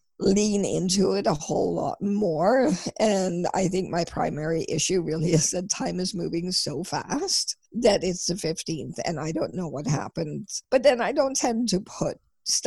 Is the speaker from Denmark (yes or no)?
yes; Denmark; I'm from Denmark and we celebrate on Christmas Eve.